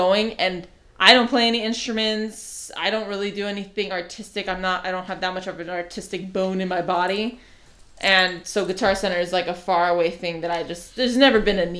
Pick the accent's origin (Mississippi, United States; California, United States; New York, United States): California, United States; Los Angeles; I'm a Hollywood baby